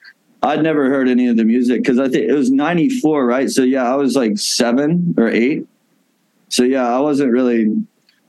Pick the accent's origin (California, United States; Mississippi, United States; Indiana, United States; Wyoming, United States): Mississippi, United States; Oxford; Ole Miss, which is like in my hometown